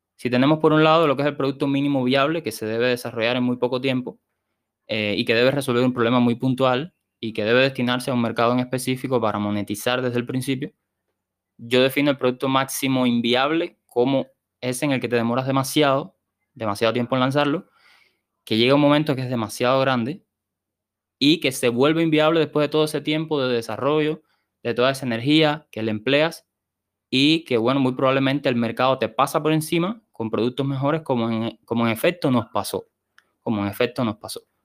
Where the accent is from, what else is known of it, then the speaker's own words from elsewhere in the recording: Sancti Spíritus, Cuba; also born or lived in Havana, Cuba; vine para mi ciudad natal, Santi Espíritu